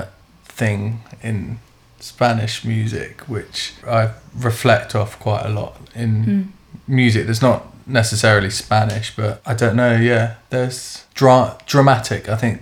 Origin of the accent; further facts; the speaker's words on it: London, United Kingdom; also born or lived in Seville, Spain; I mainly grew up in London. I was born in Seville in Spain